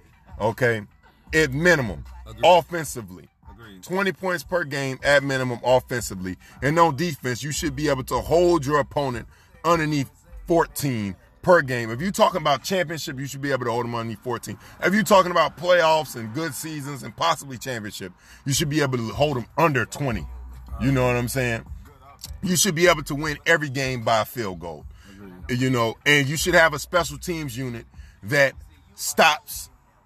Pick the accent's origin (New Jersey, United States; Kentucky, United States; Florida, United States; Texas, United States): Florida, United States; I was born in Florida.